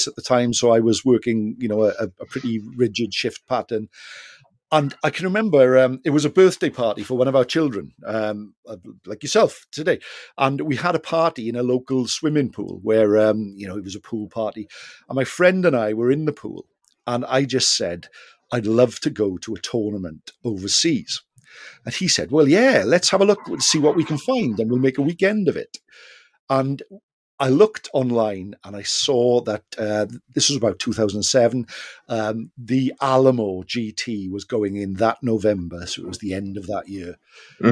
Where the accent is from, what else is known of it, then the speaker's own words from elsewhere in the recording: South Wales, United Kingdom; we're from South Wales